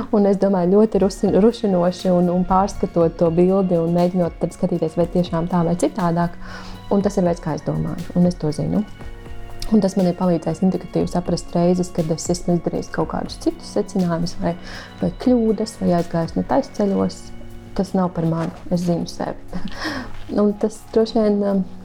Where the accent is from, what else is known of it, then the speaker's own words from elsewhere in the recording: Latvia; Es esmu dzimusi mm, nebrīvā Latvijā